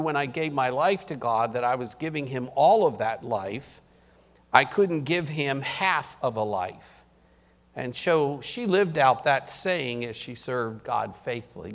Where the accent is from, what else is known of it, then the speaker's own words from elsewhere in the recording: Baltimore, Maryland, United States; I'm from Baltimore